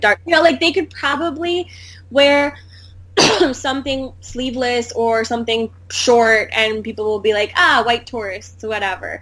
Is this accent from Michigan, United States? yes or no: yes; Michigan, United States; also born or lived in India; I was born in India, but I grew up in America